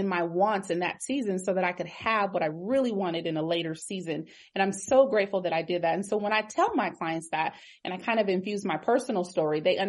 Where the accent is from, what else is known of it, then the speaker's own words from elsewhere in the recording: Pasadena, California, United States; I am originally from Pasadena